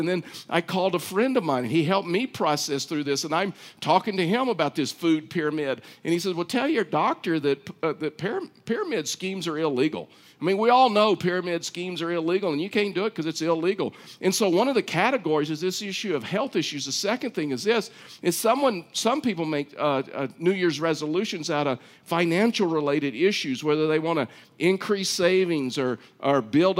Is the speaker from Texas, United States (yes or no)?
yes; Texas, United States; I was raised in Texas.